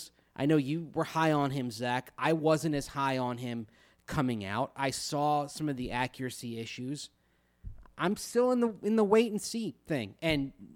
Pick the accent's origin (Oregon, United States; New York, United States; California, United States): New York, United States; New York City; As a lad growing up in New York City, the first game I really remember watching was Super Bowl III.